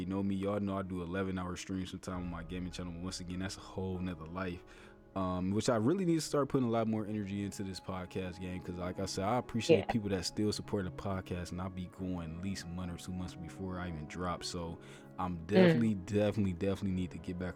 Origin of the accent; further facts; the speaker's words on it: Ohio, United States; my home state, which I love